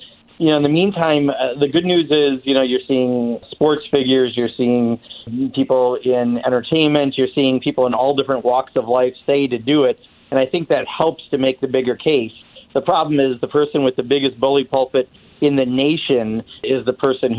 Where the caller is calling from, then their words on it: Venice, California, United States; I am coming from Venice, California, and unexpectedly had a pit stop in Norman, Oklahoma.